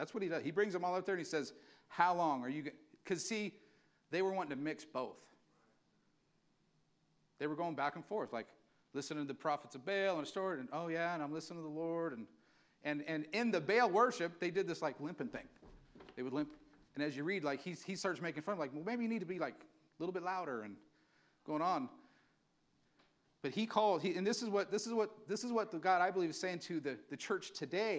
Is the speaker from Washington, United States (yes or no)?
no; Valley Springs, California, United States; I'm from Valley Springs. Went to church in Burson